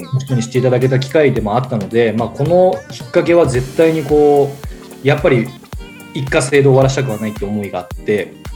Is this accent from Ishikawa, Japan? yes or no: yes; Ishikawa, Japan; 地元まああのうちは石川県ですけど